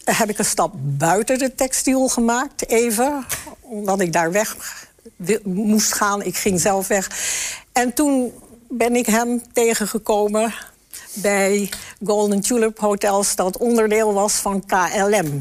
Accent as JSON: {"language": "Dutch", "area": "the West", "region": "western Netherlands", "country": "Netherlands", "also_born_or_lived": "Enschede", "moved": "as an adult", "said": "Ik kom uit het Westen"}